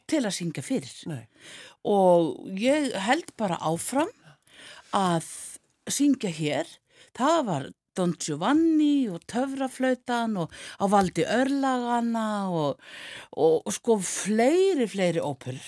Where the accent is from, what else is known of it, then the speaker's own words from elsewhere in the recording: Rangárvallasýsla, Southern Region, Iceland; í tónlistaskóla Rángaenga uh, í Kolsfelli, þaðan sem ég er